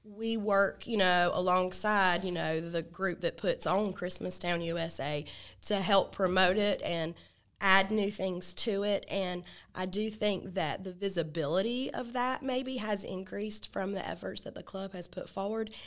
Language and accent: English; Charlotte, North Carolina, United States; I'm second generation charlatee